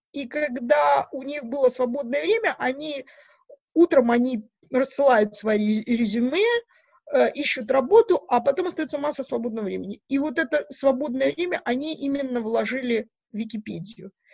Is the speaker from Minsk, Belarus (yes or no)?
no; Mogilev Region, Belarus; moved away as an adult; also born or lived in Edinburgh, United Kingdom / Aberdeen, United Kingdom / Newcastle upon Tyne, United Kingdom; now in Manchester, United Kingdom; я из Белоруссии, из Могилевской области